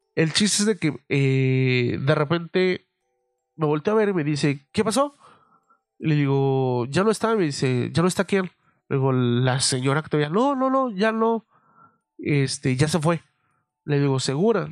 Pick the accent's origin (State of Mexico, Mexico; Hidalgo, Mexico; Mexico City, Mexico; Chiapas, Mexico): Mexico City, Mexico; moved away; algo con lo que crecí en la Ciudad de México